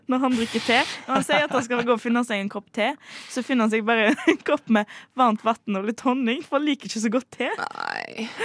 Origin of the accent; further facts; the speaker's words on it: Bømlo, Vestland, Norway; Jeg er fra Vestlandet